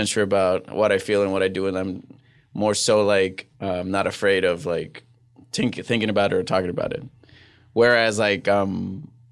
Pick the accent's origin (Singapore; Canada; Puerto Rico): Puerto Rico; English is a second language; moved away as an adult; also born or lived in Fresno / New York; now in Los Angeles, United States; I grew up in Puerto Rico. I left after my freshman year of college.